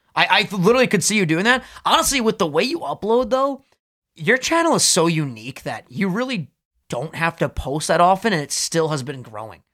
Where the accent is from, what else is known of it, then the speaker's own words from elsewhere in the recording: New York, United States; we're both from New York